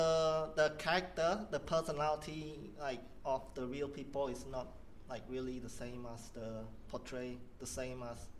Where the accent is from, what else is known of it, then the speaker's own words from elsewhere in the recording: Cambodia; moved away as an adult; now in Sydney, Australia; I'm from Cambodia.